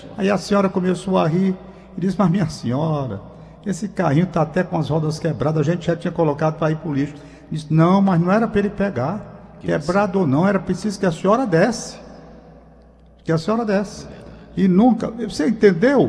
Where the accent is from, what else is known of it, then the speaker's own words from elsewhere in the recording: Brazil; como brasileiro que sou